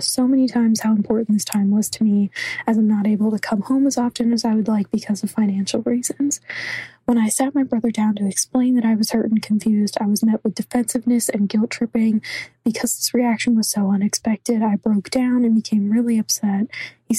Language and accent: English; Virginia, United States; moved away as an adult; now in Los Angeles, United States; I'm originally from Virginia